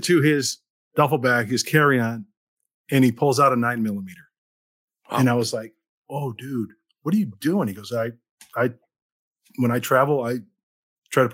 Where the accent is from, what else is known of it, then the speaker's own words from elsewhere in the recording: Chicago, Illinois, United States; growing up in the Chicagoland area